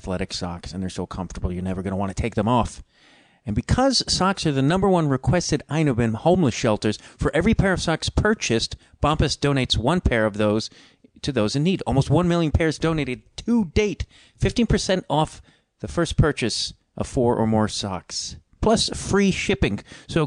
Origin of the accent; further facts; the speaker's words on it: Chicago, Illinois, United States; accent: Chicago accent, Midwestern flat A; There's my Chicago accent slipped out there a little bit. My Midwestern flat